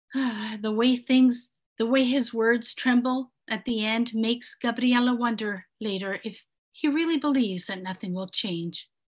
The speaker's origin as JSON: {"language": "English", "country": "Canada", "tie": "born or raised there", "also_born_or_lived": "Italy", "second_language": "English"}